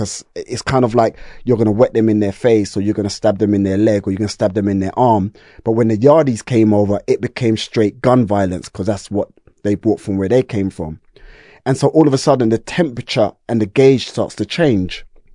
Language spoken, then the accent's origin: English; Brixton, London, United Kingdom; yeah, Stockwell Park Estate, yeah. And so we're talking like, I was born in the 70s, I'm a 70s baby, late 70s.